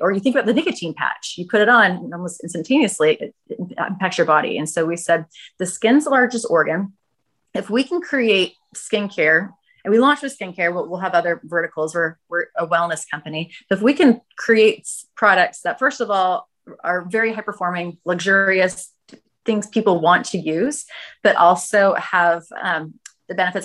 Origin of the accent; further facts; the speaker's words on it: Northern California, United States; now in Los Angeles, United States; I'm from Northern California